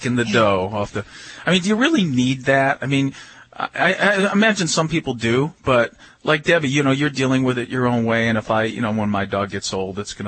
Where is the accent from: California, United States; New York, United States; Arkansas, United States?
New York, United States; I'm from New York